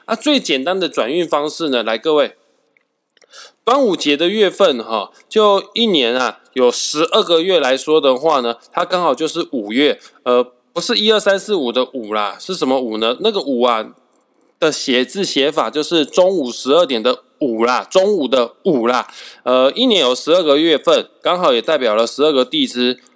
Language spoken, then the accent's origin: Chinese; Kaohsiung, Taiwan; now in northern Taiwan; 毕竟我是高雄人来的